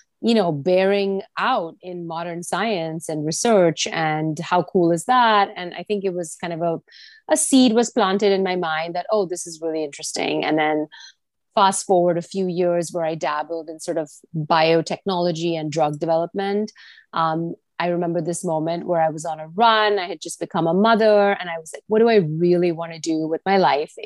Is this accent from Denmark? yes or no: no; Pune, Maharashtra, India; moved away as an adult; also born or lived in Texas, United States; now in New York City, United States; I grew up in India for the first 18 years of my life. And then I came to the US for college when I was 18